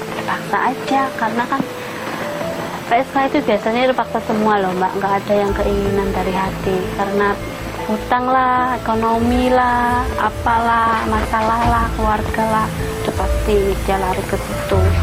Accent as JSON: {"language": "Indonesian", "town": "Pekalongan", "region": "Central Java", "country": "Indonesia", "moved": "yes", "said": "umur saya 28 tahun asal dari Pekalongan Jawa Tengah"}